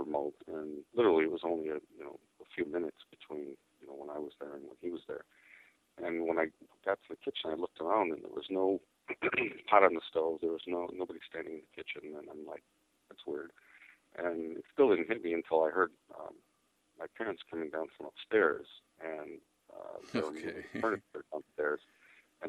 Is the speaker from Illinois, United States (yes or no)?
yes; Cicero, Illinois, United States; also born or lived in Chicago; I grew up in Cicero, which is, I was born in Chicago, grew up in Cicero